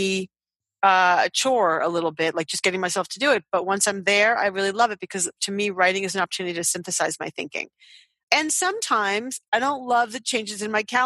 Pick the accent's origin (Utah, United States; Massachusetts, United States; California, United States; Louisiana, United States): Massachusetts, United States; Boston; I'm from Boston